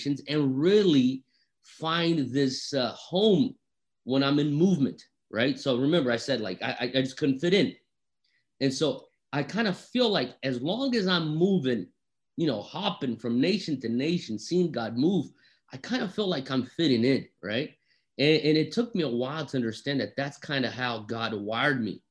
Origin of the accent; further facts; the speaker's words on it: Brazil; moved away; also born or lived in Europe / United States; I am half Japanese. I'm half Italian, born and raised in Brazil, spent part of my childhood in Europe, was educated in America